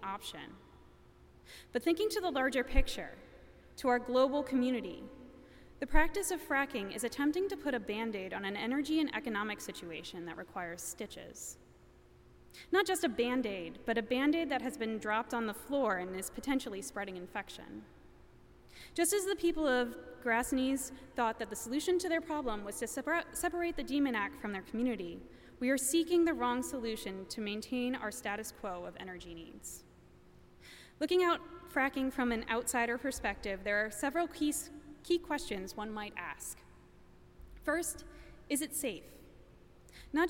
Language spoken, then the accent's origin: English; Pennsylvania, United States; moved away; my home state of Pennsylvania